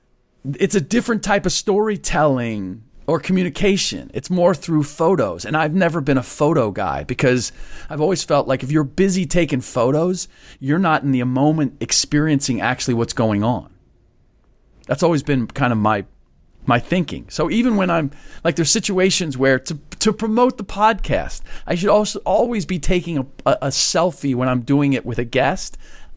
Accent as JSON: {"language": "English", "region": "Midwest", "country": "United States", "also_born_or_lived": "Washington, D.C., United States", "said": "Even though I'm from the Midwest."}